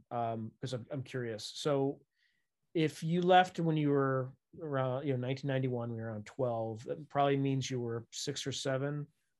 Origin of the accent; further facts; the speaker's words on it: Wilmington, Delaware, United States; where I grew up in Wilmington, Delaware.